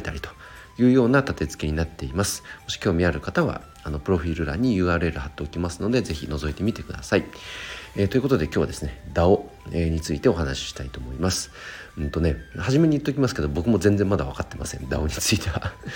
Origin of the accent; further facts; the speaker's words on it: Chikuma, Nagano, Japan; 僕の地元で言うと、なん、えーと、長野県千曲市というところで、あとは旧神山田町という